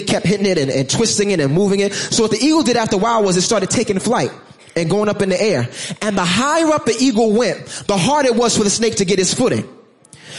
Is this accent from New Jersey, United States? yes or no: no; New York City, New York, United States; I'm from Brooklyn